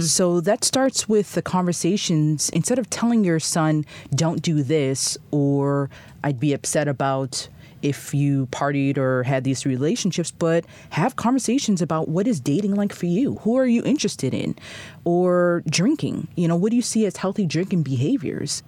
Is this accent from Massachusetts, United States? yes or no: yes; Boston, Massachusetts, United States; moved away as an adult; also born or lived in Haiti (ancestry); now in Chicago, United States; I'm from the Boston area